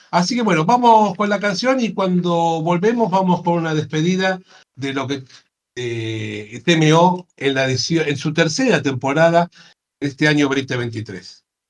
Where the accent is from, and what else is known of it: Argentina